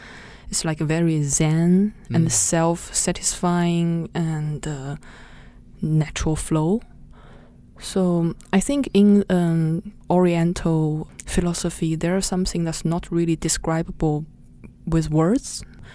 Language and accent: English; Nanjing, Jiangsu, China; moved away; my hometown. Which is? Which is Nanjing.